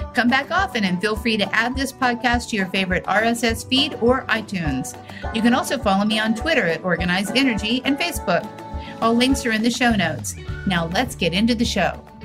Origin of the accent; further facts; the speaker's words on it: Ohio, United States; now in San Diego, United States; I'm from Ohio